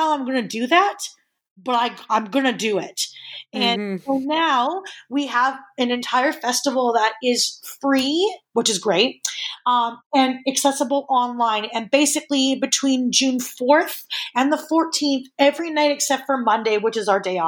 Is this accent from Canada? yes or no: yes; Edmonton, Alberta, Canada; a theater kid growing up in Edmonton